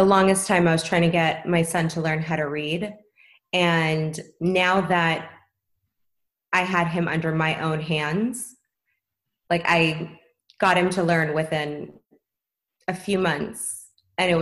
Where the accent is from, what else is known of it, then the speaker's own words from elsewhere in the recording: Los Angeles, California, United States; I was actually born and raised in Tarzana